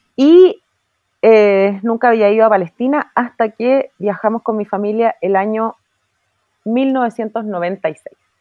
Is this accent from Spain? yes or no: no; Chile; como hija de inmigrante yo estoy tremendamente agradecida con Chile, yo me siento muy chilena, me gustan mucho las tradiciones de mi país